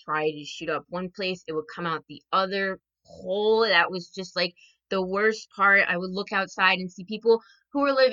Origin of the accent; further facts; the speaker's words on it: New Jersey, United States; I am from New Jersey.